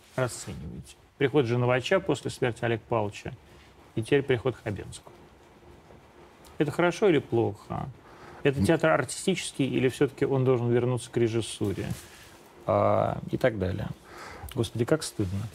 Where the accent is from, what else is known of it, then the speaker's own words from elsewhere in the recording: Podolsk, Moscow Oblast, Russia; now in Moscow, Russia; Я, человек из Подольска, маленький, ненужный, случайный, но при рождении довольно увесистый господин 75-го года рождения